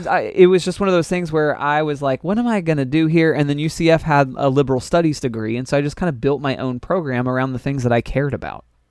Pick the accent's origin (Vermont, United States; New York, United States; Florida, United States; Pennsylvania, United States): Florida, United States; Orlando; I was born in Orlando, Florida